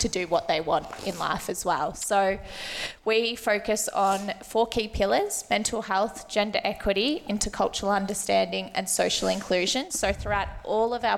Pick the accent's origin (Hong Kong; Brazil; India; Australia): Australia; Melbourne, Victoria; I grew up around the West, so my mum actually teaches at this school